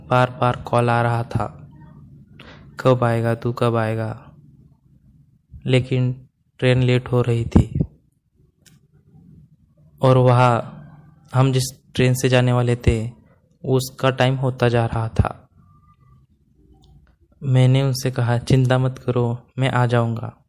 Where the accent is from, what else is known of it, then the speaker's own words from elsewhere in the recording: Ahmedabad, Gujarat, India; moved away as an adult; now in Hyderabad, India; मैं अहमदाबाद का रहने वाला हूँ और मेरी उम्र 25 साल है दोस्तों मैं एक वेब डेवलपर हूँ मैं पिछले दो सालों से हैदराबाद में शिफ्ट हुआ हूँ अहमदाबाद में मेरा बचपन स्कूल कॉलेज का समय बीता था